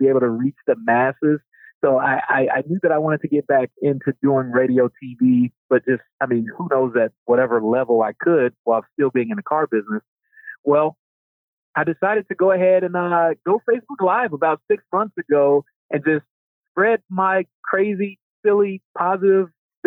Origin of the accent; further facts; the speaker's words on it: Chicago, Illinois, United States; I was born and raised on the South Side of Chicago in the early 80s.